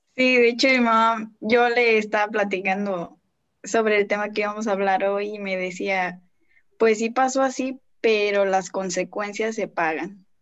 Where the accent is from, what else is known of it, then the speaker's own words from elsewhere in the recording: González, Tamaulipas, Mexico; soy de González, Tamaulipas